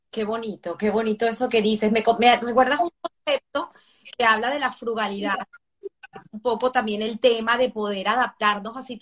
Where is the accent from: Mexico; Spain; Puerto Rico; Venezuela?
Venezuela; tenemos nosotros como venezolanos